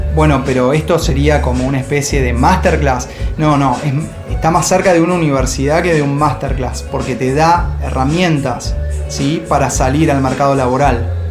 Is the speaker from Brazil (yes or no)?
no; Argentina; also born or lived in Madrid, Spain